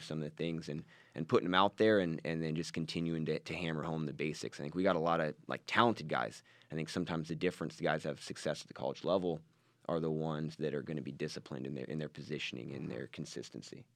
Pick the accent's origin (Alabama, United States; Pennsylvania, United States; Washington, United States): Washington, United States; moved away as an adult; also born or lived in Oregon / California; So we grew up in Washington State and, and wrestled there